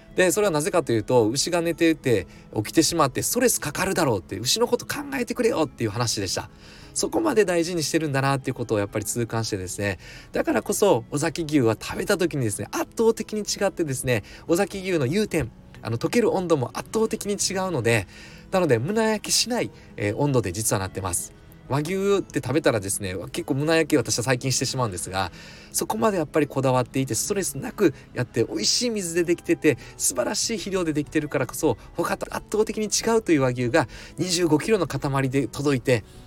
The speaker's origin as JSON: {"language": "Japanese", "region": "Mie", "country": "Japan", "tie": "born or raised there", "said": "私三重県出身"}